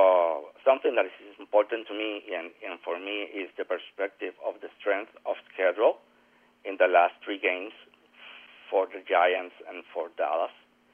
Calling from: Puerto Rico

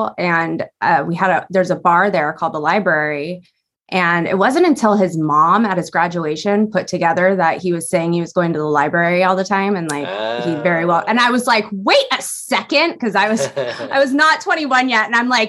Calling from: Newbury Park, California, United States; I'm in Southern California right now. I am in a little town called Newbury Park.

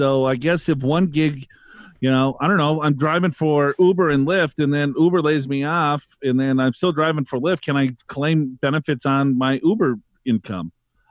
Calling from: Corona, California, United States; from Corona, California, and I love, love, love your podcast

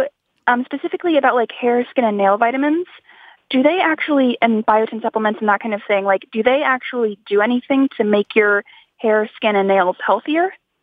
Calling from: Portland, Oregon, United States; Hey, I'm calling from Portland, Oregon.

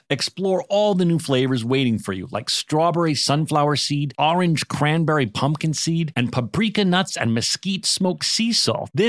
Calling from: Dallas, Texas, United States; accent: southern; Uh, Dallas, Texas.

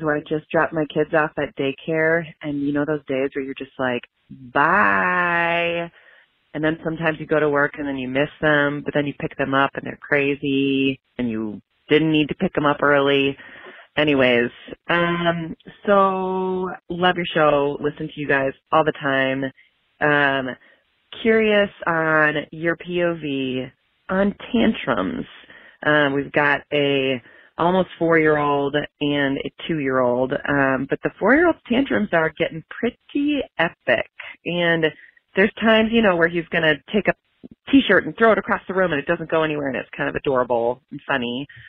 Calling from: Minneapolis, Minnesota, United States; I'm calling from Minneapolis.

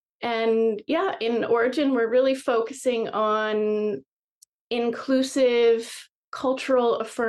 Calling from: British Columbia, Canada; I am right now Vancouver Island, British Columbia, Canada.

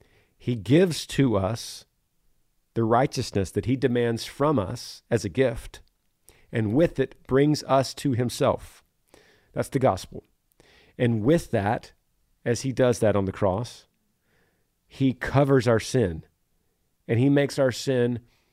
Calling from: Greenville, Ohio, United States; Hey, Granger … I'm from Greenville, Ohio.

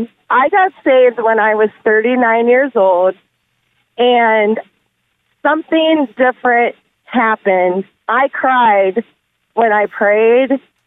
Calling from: Fostoria, Ohio, United States; I am calling from Fostoria, Ohio.

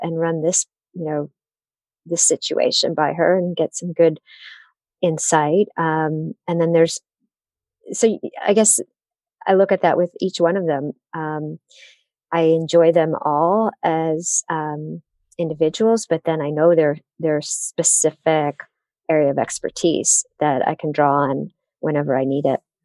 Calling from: Detroit, Michigan, United States; I'm calling in from the Motor City, Detroit, Michigan.

